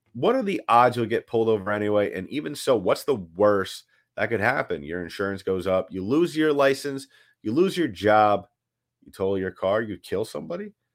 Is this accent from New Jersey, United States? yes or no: no; New York City, New York, United States; moved away; I grew up in New York City